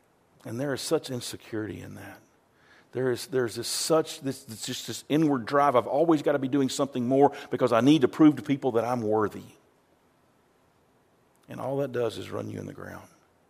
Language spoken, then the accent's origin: English; the South, United States; growing up in Baptist churches in the South, there was a lot of hellfire and brimstone.